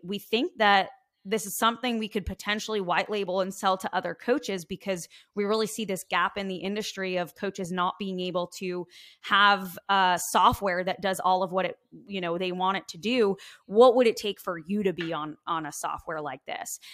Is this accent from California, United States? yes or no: no; Long Island, New York, United States; I am coming from Long Island, New York, born and raised